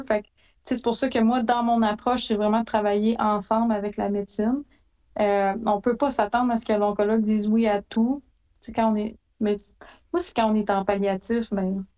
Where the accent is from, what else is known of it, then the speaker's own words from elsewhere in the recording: Abitibi-Témiscamingue, Quebec, Canada; je suis originaire d'Abitibi, d'Abitibi-Témiscamingue